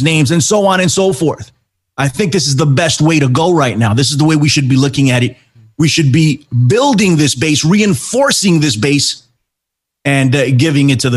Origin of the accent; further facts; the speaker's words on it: New York City, New York, United States; I'm from New York, too. I'm in the Bronx.